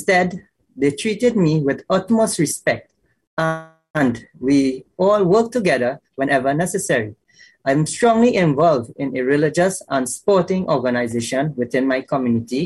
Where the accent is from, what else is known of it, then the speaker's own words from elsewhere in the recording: Trinidad & Tobago; growing up in Trinidad.